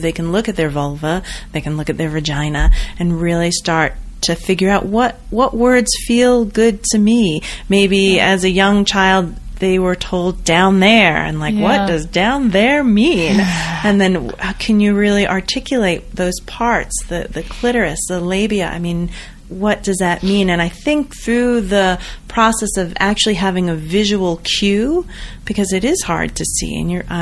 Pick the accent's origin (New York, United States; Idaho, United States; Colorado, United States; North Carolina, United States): Colorado, United States; Boulder; I'm from Boulder